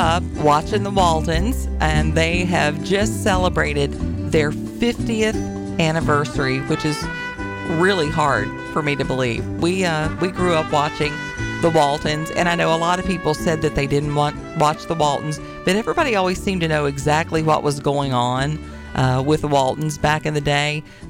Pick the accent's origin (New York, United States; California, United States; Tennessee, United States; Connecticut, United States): Tennessee, United States; also born or lived in Virginia; It was interesting to me once I moved to Virginia, because I was from Tennessee originally